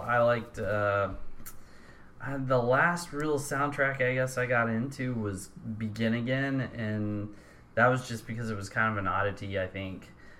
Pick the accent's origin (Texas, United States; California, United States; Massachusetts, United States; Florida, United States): Texas, United States; we're from Texas and we support our home teams.